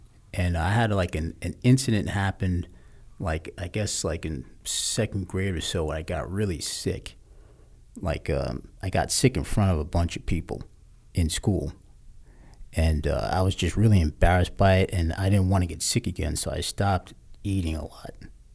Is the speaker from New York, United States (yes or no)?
yes; New York City, New York, United States; also born or lived in Ramseur, North Carolina; I grew up on Staten Island in a place called West